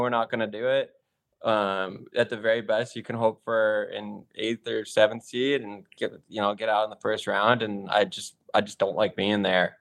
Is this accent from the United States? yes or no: yes; Chicago, Illinois, United States; also born or lived in Michigan; now in Los Angeles, United States; growing up in Chicago